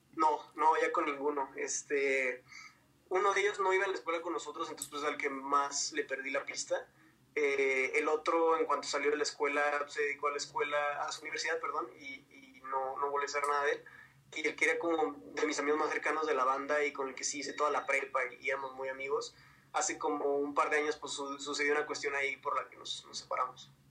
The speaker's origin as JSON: {"language": "Spanish", "town": "Ciudad Juárez", "region": "Chihuahua", "country": "Mexico", "tie": "born or raised there", "moved": "as an adult", "lives_now": "Mexico City, Mexico", "said": "soy de Ciudad Juárez, entonces realmente la mitad de mi vida la crecí allá"}